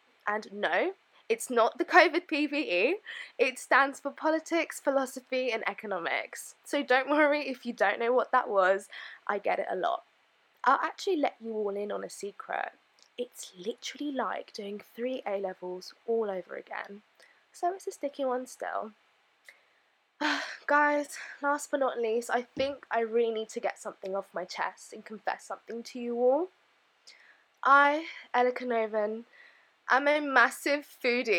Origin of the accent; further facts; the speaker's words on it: London, United Kingdom; also born or lived in Bordeaux, France; I'm from Northwest London